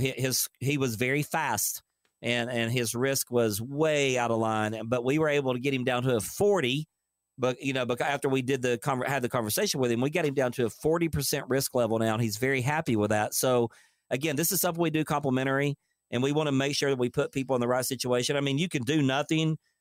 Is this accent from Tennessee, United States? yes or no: yes; Dayton, Tennessee, United States; I'm from Dayton, Tennessee